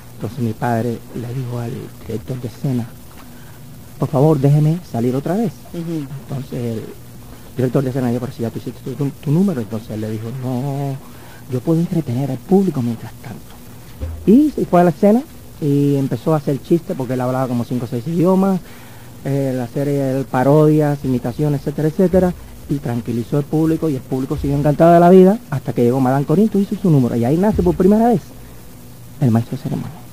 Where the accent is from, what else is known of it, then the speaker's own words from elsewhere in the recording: Havana, Cuba; yo nací en La Habana